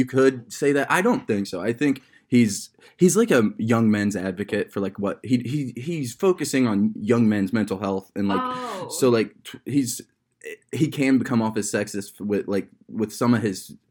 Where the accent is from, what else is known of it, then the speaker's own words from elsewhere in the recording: Akron, Ohio, United States; in my years of growing up in Akron, Ohio